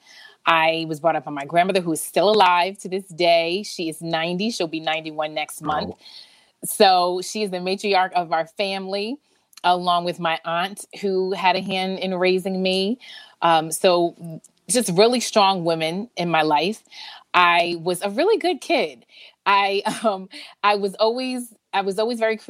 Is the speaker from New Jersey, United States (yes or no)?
yes; Summit, New Jersey, United States; I am from Summit, New Jersey. I still live in Jersey. I am a Jersey girl to the bone